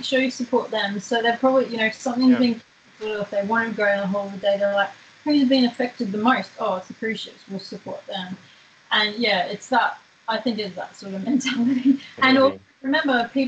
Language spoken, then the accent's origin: English; Queensland, Australia; in Queensland, my home state